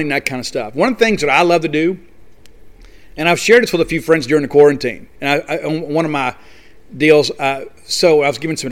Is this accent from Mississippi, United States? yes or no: yes; Columbia, Mississippi, United States; I was a radio music DJ for WCJU in my hometown of Columbia, Mississippi.